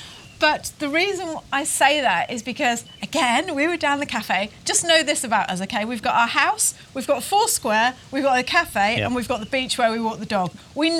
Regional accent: England, United Kingdom; moved away as an adult; now in Taranaki, New Zealand; we are British.

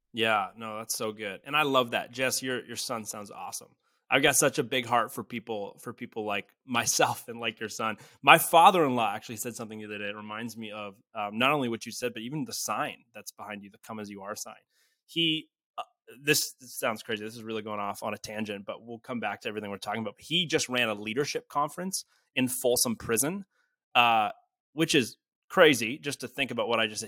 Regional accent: Canada; I'm from Canada. I'm from a small town.

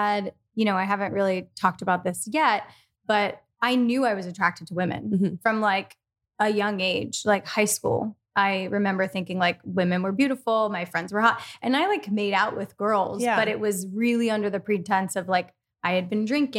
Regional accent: Philadelphia, Pennsylvania, United States; I'm from Philadelphia and I, you know, was born and raised in this city and then moved to the country for a little bit.

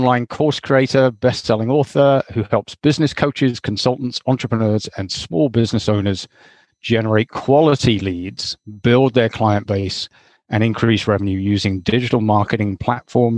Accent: Hamilton, Ontario, Canada; my hometown in Hamilton, Ontario

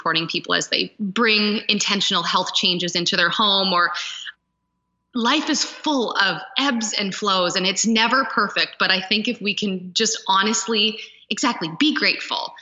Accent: Stratford, Ontario, Canada; moved away as an adult; also born or lived in Toronto / Switzerland; And I grew up in the country. Like I grew up just outside of Stratford.

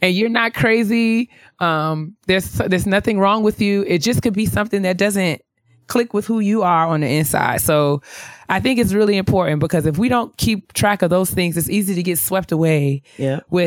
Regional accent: White Plains, New York, United States; moved away; I'm from New York, or because I'm from, you know, White Plains in New York

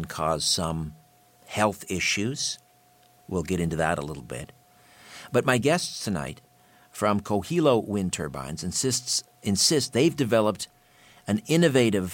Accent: Brantford, Ontario, Canada; In my hometown, Brantford, here in southern Ontario, in Brant County

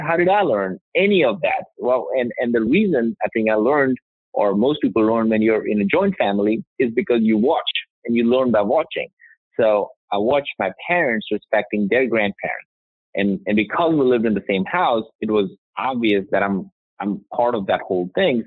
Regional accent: India; now in United States; I grew up in India

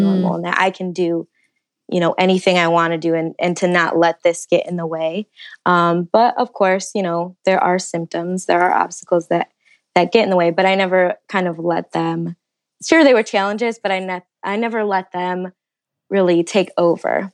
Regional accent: Detroit, Michigan, United States; moved away as an adult; now in Indianapolis, United States; I'm originally from Michigan, the Detroit area, um, and the last year I actually moved to Indianapolis for my job

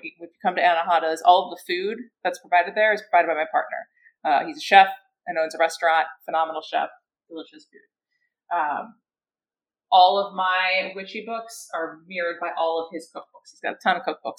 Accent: Philadelphia, Pennsylvania, United States; I'm from Philly area

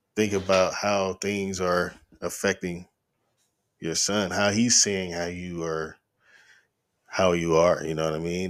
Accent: Chattanooga, Tennessee, United States; also born or lived in Knoxville, Tennessee; I'm originally from Knoxville. I moved to Chattanooga when I was in the end of my third, we moved here the summer after my third grade year. So I was started fourth grade in Chattanooga and have been here most of my life

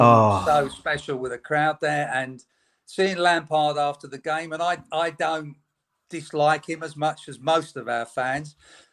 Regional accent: London, United Kingdom; I was brought up in North London, but I had to be a West Ham fan.

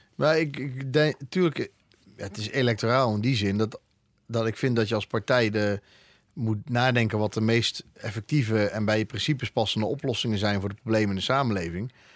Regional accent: Eindhoven, North Brabant, Netherlands; now in Breda, Netherlands; ik kom uit Eindhoven

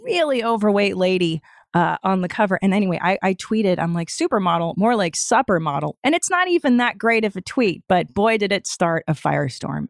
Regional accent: Los Angeles, California, United States; also born or lived in Canada; I grew up in Los Angeles

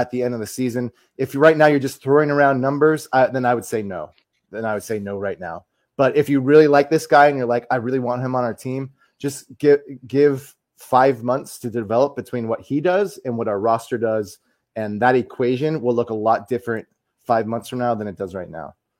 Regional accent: United States; as the American here

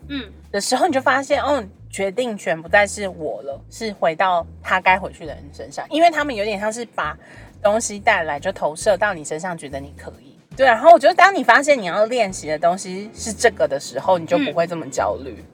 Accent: Taiwan; 以我们在台湾的这个社会长大

